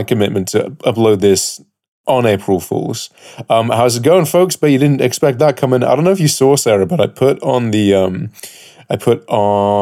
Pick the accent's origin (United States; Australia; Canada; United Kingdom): United Kingdom; And I'm your British Captain